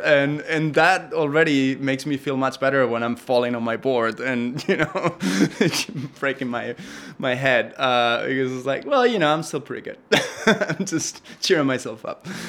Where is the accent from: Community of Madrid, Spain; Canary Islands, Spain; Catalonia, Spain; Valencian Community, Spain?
Community of Madrid, Spain; Madrid; also born or lived in New York; now in Los Angeles, United States; I grew up in Madrid